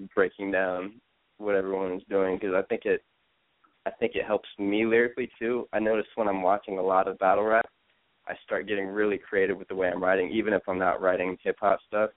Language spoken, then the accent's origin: English; Columbus, Ohio, United States; When I was growing up in Columbus, like, I was super young.